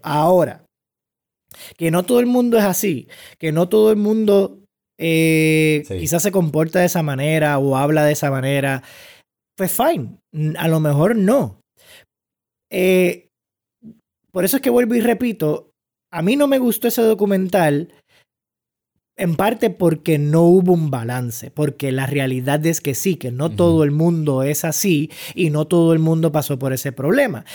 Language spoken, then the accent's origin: Spanish; Puerto Rico; como puertorriqueños